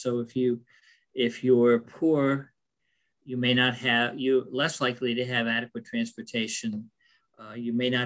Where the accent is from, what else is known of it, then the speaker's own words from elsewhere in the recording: Lebanon, United States; growing up in Lebanon during the 60s and 70s